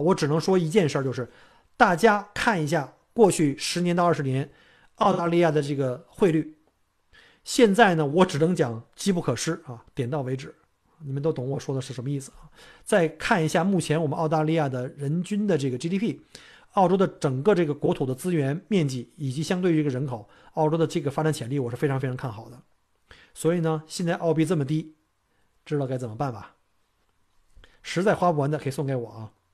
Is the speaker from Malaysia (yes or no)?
no; China; now in Melbourne, Australia; 我们中国人母语根本不是英文